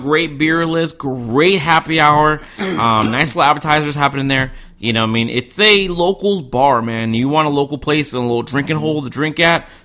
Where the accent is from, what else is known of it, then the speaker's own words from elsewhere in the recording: Charleston, South Carolina, United States; I'm from Charleston, South Carolina